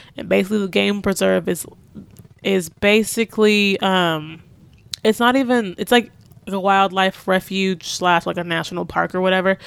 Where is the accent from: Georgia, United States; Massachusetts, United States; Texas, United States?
Texas, United States; I'm from the South, I'm from Texas